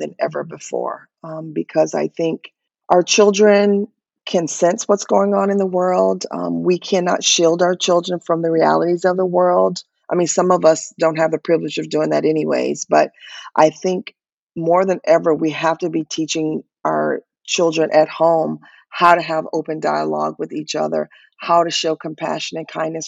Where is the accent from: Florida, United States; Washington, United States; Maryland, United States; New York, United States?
Florida, United States; I'm from Florida